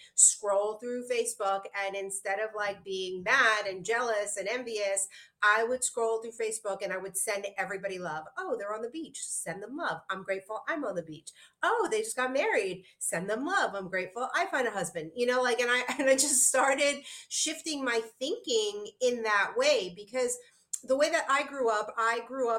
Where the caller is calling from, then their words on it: Aruba; And here I'm calling in from Aruba, you know, so it's possible for anyone to shift their life.